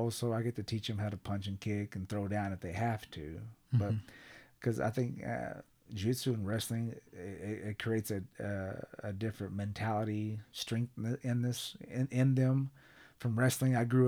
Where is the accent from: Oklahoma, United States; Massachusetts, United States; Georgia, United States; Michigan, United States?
Oklahoma, United States; Sapulpa; Now, Sepulpa, it worked out great because I'm from Creek County, Sepulpa area.